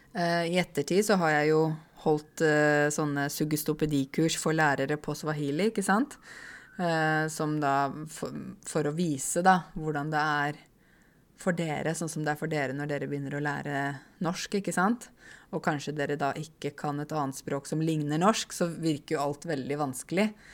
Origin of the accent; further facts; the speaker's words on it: Åmot, Buskerud, Norway; Jeg vokste jo opp i Åmot, ikke sant? Det vet dere. Uh, Åmot i Modum. I tidligere Buskerud, nå Viken